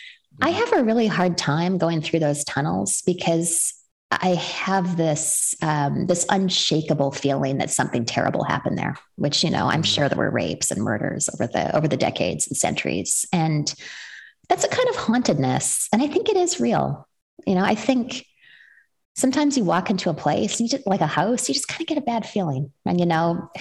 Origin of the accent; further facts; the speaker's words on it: Western Canada, Canada; moved away as an adult; now in United States; I was born and raised in Western Canada and then immigrated to the United States as a young adult.